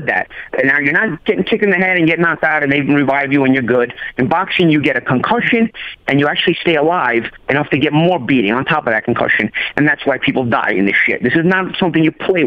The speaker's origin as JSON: {"language": "English", "town": "New York City", "region": "New York", "country": "United States", "said": "I'm from Brooklyn, bro. I'm from Brooklyn, like when it was Brooklyn"}